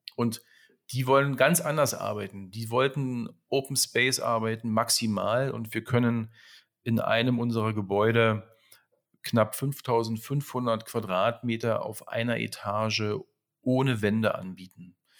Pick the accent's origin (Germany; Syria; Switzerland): Germany; Berlin; Ich bin in Berlin geboren und hatte das große Glück, in den ähm, 90er Jahren meine wilde Jugend verleben zu können.